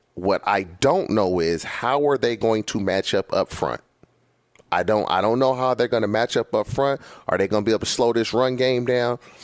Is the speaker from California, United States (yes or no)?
yes; California, United States; been in California my entire life.